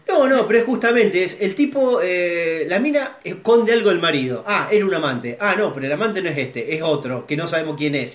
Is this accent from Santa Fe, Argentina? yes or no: yes; Rosario, Santa Fe, Argentina; todos los que somos rosarinos acá